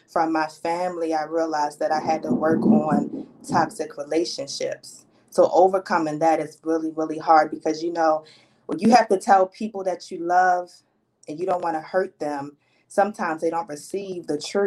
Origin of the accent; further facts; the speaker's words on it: Baltimore, Maryland, United States; I am born and raised in Baltimore, Maryland